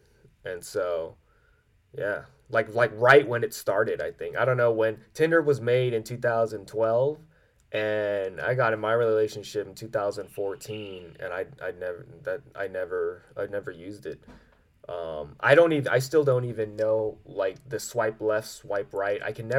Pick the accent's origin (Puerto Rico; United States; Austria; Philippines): Philippines; Nope, I'm Filipino.